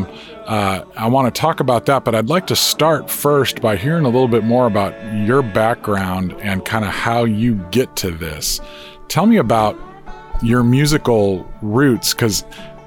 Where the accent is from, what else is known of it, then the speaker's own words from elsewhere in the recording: Chicago, Illinois, United States; moved away; I'm from the Chicago area originally.